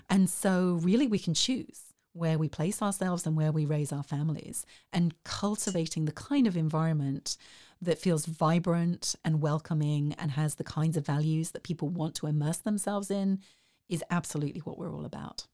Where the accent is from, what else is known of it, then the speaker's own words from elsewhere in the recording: South East England, United Kingdom; moved away as an adult; also born or lived in Dundee, Scotland; now in Waco, United States; Originally, I grew up in the Southeast